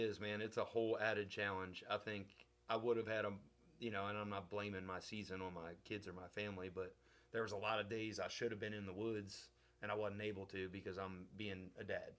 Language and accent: English; Maryland, United States; now in West Kentucky, United States; I live in West Kentucky. I'm originally from Maryland